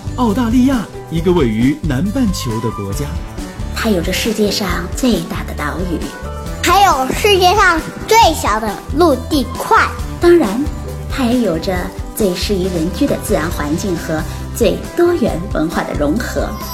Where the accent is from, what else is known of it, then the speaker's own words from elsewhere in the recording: China; now in Australia; 我们 这种母语非英文的呃，国内的人